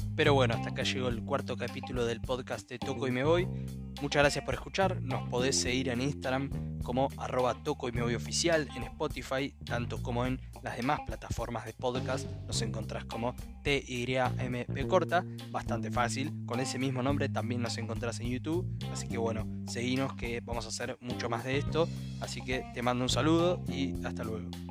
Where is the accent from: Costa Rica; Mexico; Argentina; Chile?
Argentina